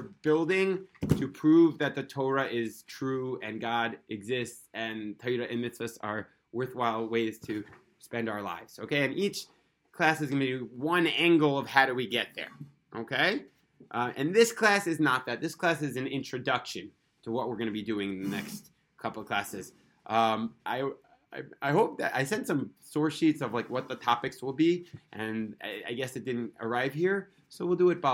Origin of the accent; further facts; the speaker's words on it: New York City, New York, United States; now in Israel; I was born in Brooklyn